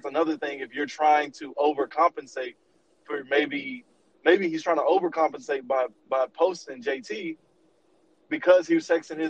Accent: Texas, United States; we're from Texas

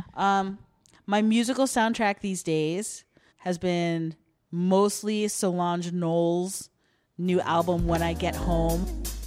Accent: Centreville, Virginia, United States; which is also my hometown.

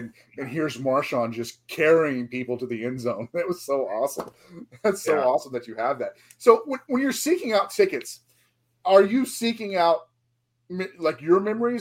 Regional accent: Seattle, Washington, United States; Growing up in Seattle, in the height of the grunge era

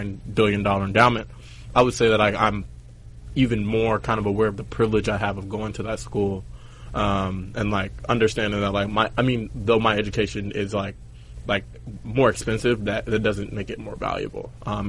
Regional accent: Chicago, Illinois, United States; moved away as an adult; now in New York City, United States; I said, I'm from Chicago. He's like, oh, the South Side? I said, yeah.

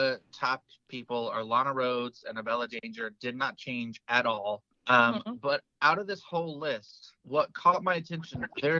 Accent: Georgia, United States; now in Virginia, United States; my home state of Georgia is big ass.

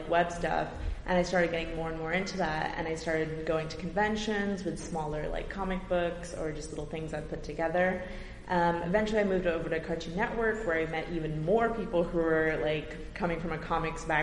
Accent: Brampton, Ontario, Canada; I'm from Brampton, Ontario, and I was really into animation as a kid

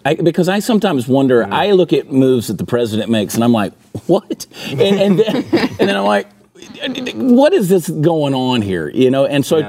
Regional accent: New Jersey, United States; born there; I was born in New Jersey.

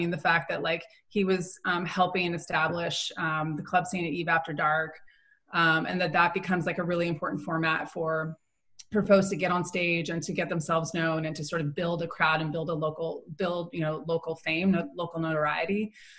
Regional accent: San Francisco Bay Area, California, United States; I grew up in the Bay, was born and raised in the Bay, and so was really influenced by the Bay Area hip hop scene.

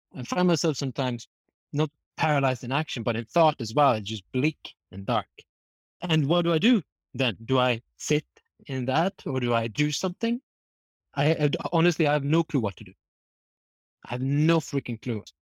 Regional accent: Norway; moved away; also born or lived in France / Canada; I'm from Norway

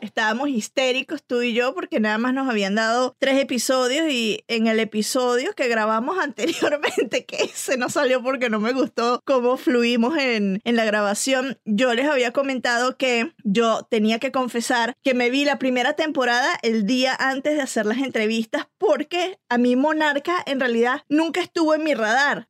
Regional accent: Venezuela; como venezolana vengo de un país en donde se, se produjeron muy buenas novelas

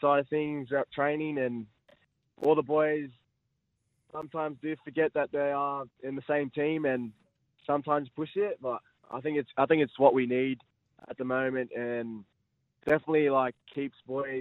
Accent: Gold Coast, Queensland, Australia; born or raised there; also born or lived in Lismore, New South Wales

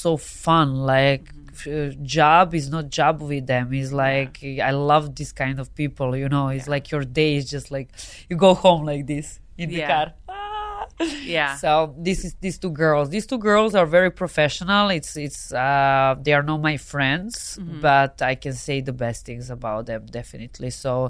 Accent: Serbia; accent: hard accent; English is a second language; moved away as an adult; also born or lived in Spain; now in Los Angeles, United States; This is just Serbian way of talking.

